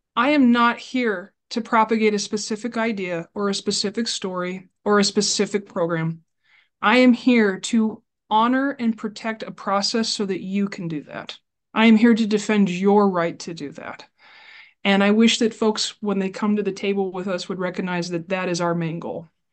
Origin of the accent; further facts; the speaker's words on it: Burlington, Iowa, United States; I am born and raised in Burlington, Iowa